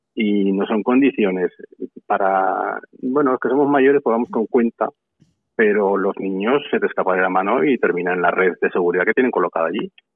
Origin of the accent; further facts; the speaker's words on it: Santa Eulalia de Gállego, Aragon, Spain; Santa Eulalia es un pueblo pequeño. Estamos en la provincia de Zaragoza